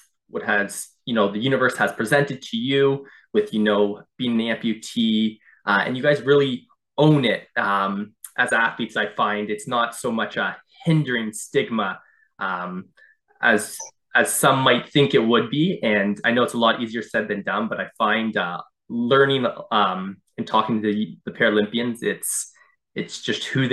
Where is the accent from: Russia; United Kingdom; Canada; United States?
Canada; Durham Region, Ontario; As a kid, I grew up just in the Durham region here in Ontario